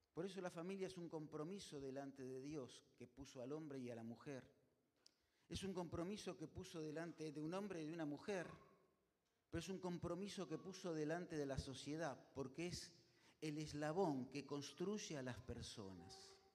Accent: Argentina; Así somos los argentinos

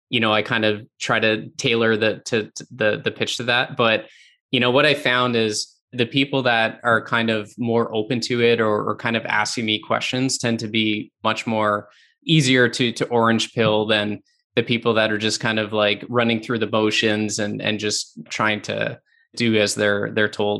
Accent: Canada; I'm from Canada

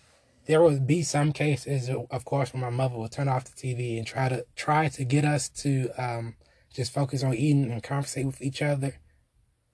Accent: Washington, District of Columbia, United States; I am from Northwest Washington, D.C.

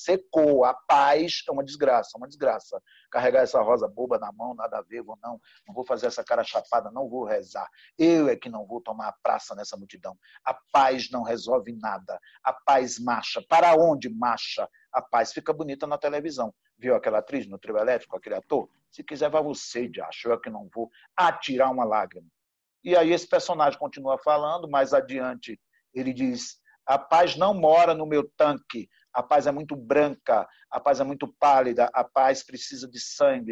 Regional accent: Recife, Pernambuco, Brazil; moved away as an adult; also born or lived in Sertânia, Brazil; now in São Paulo, Brazil; eu sou pernambucano, nasci na cidade chamada Sertânia, vim do Recife para, para São Paulo em 1991.

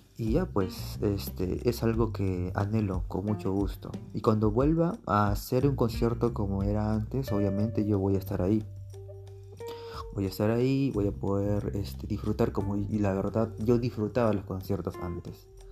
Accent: Peru; mi país, aquí en Perú

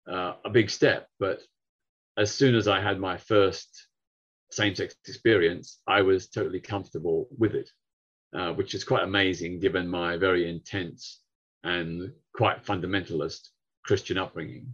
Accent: Victoria, Australia; now in United Kingdom; back in my home state of Victoria, where Melbourne is the capital

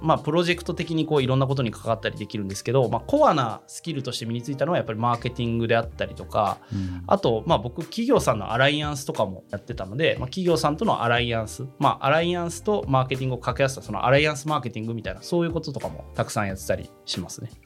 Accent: Kansai, Japan; 僕関西出身なんで

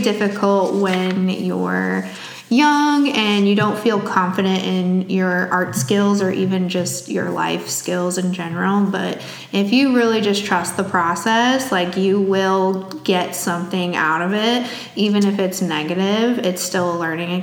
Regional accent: Plano, Illinois, United States; moved away as an adult; now in East Peoria, United States; I'm from a tiny town up outside of Aurora called Plano, Illinois

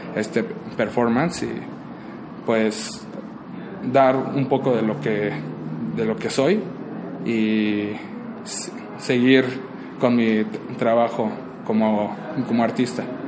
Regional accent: Mexico; los mexicanos nos desarrollamos con nuestro entorno actual en la ciudad

